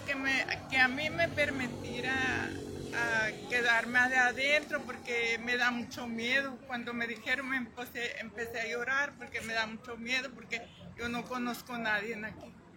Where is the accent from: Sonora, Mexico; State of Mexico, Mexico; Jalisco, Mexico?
Sonora, Mexico; El Desemboque de los Seris; Yo vengo de Desemboque Los Teris